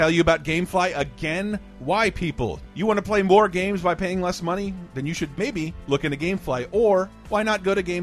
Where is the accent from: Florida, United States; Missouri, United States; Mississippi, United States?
Florida, United States; Tallahassee; moved away; we're flying into my hometown. I'm looking over all my old buildings and seeing my friends' houses.